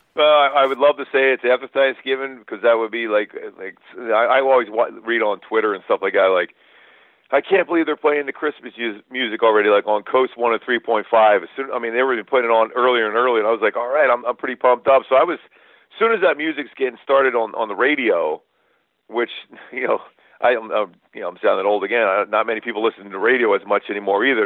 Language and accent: English; Philadelphia, Pennsylvania, United States; It was a pretty small house we grew up in Philly